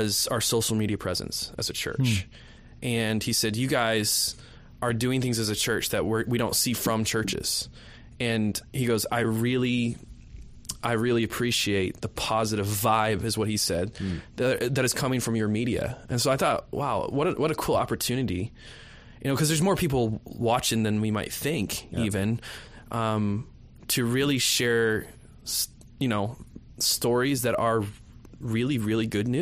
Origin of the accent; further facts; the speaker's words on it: United States; also born or lived in Alabama; now in Canada; I'm from the States. I grew up in the States